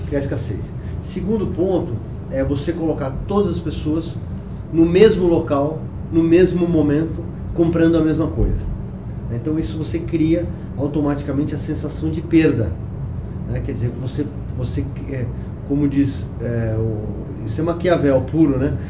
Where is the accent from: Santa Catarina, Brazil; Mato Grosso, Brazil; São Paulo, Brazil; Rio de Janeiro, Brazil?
São Paulo, Brazil; eu sou paulistano